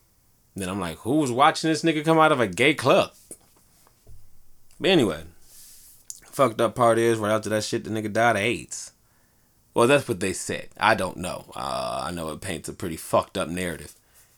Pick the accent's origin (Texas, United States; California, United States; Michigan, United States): Michigan, United States; Detroit; growing up in Detroit